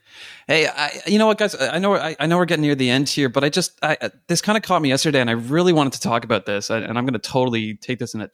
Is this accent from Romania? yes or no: no; Canada; I'm a Canadian working in the States